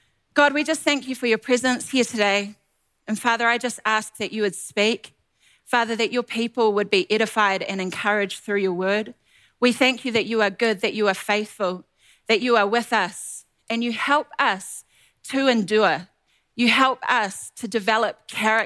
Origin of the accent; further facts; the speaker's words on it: New Zealand; moved away as an adult; now in Ottawa, Canada; We are originally from New Zealand.